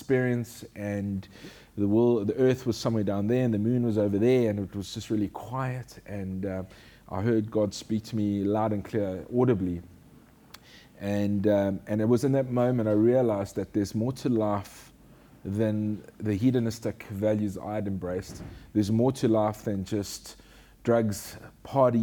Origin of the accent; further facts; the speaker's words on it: Durban, KwaZulu-Natal, South Africa; also born or lived in Johannesburg / Bloemfontein; I was born in Johannesburg. And at a young age, at the age of 8, I relocated with my family to Durban.